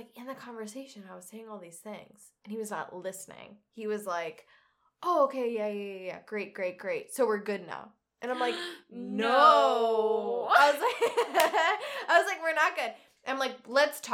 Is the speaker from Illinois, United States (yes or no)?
yes; Naperville, Illinois, United States; now in Yorkville, United States; I'm from Naperville, but I currently live with my family out in Yorkville